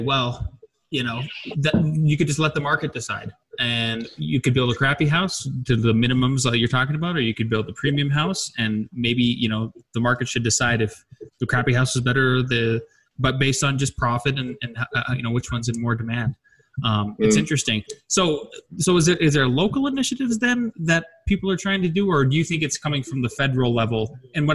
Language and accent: English; United States; as an American